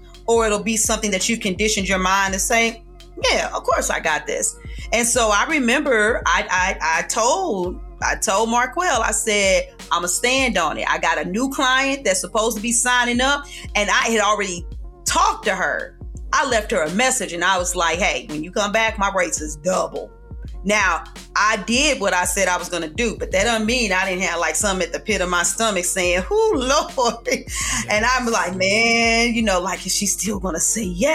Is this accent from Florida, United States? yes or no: no; St. Louis, Missouri, United States; I'm from St. Louis